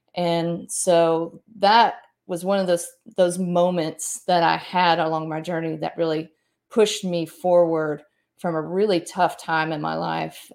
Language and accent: English; Mississippi, United States; moved away as an adult; grew up here for the most part, my family's originally from Kentucky, and, um, I grew up here and went to school here